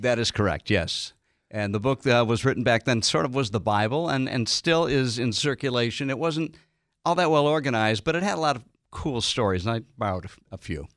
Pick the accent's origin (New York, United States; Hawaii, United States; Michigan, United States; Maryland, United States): Michigan, United States; Detroit; moved away as an adult; growing up in Detroit